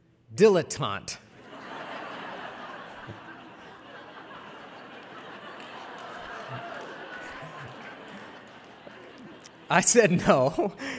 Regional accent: Cleveland, Ohio, United States; I grew up in Cleveland, Ohio.

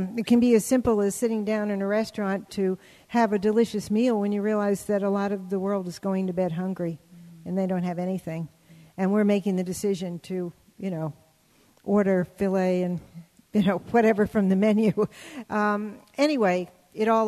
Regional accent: New Orleans, Louisiana, United States; moved away; I was born in New Orleans, very old-fashioned city

